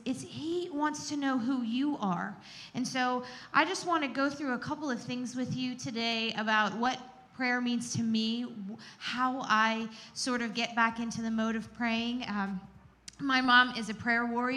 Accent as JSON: {"language": "English", "town": "Gettysburg", "region": "Pennsylvania", "country": "United States", "tie": "born or raised there", "said": "growing up in the Gettysburg area"}